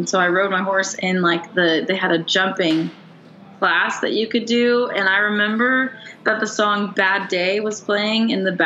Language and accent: English; Stanwood, Washington, United States; moved away as an adult; also born or lived in Kirkland, Washington; now in Nashville, United States; I grew up in the Stanwood Camino area and loved getting to grow up there